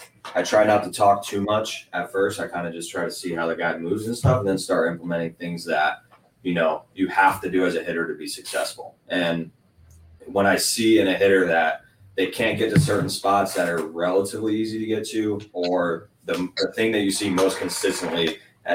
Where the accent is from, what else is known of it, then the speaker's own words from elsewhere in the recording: Northeast, United States; I came from the Northeast